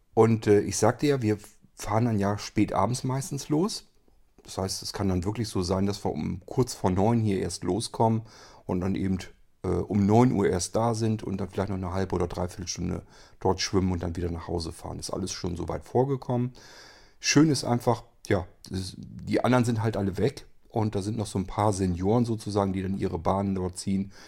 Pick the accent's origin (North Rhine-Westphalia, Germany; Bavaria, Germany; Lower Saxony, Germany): Lower Saxony, Germany; Barenburg; das ist Barenburg, wo ich aufgewachsen bin